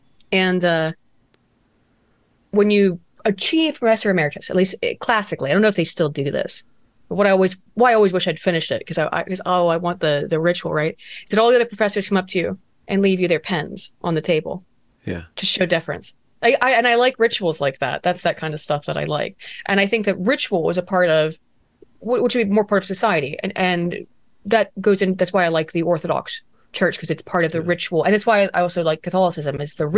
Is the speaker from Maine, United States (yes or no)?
no; West Virginia, United States; who was born a couple hollers over from me, where I grew up in West Virginia.